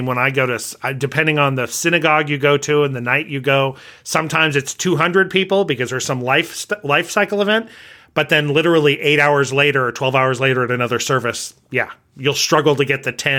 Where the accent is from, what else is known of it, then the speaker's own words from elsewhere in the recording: California, United States; So I came from Southern California where religion wasn't, I mean, you talked about religion, but a lot of people were not, if you were church going, it just wasn't a big deal.